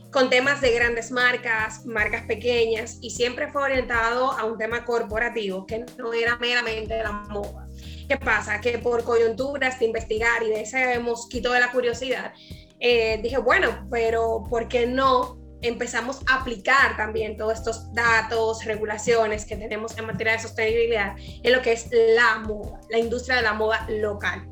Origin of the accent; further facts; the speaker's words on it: Dominican Republic; como decimos en buen dominicano